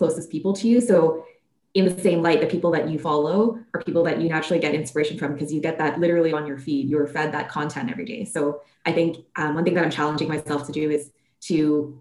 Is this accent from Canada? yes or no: yes; Canada; growing up in North America and in Canada